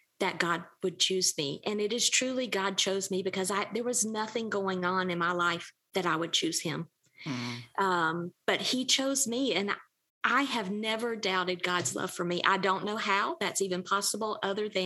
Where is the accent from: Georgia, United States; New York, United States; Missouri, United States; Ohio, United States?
Georgia, United States; accent: Southern; I grew up in the Deep South. I'm Georgia girl, born and bred. You can probably tell that by the way I talk